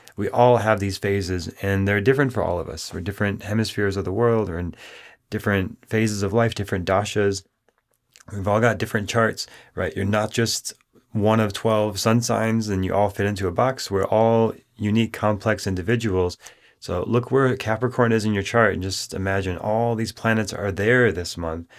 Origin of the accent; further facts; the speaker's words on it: Minneapolis, Minnesota, United States; when I was beginning my studies in Minneapolis, Minnesota, growing up